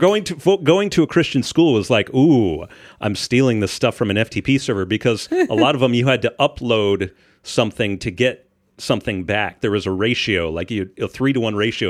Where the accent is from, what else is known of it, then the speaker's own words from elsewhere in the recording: Shippensburg, Pennsylvania, United States; now in Indiana, United States; I'm from Shippensburg, which is in the middle of the state, in Amish country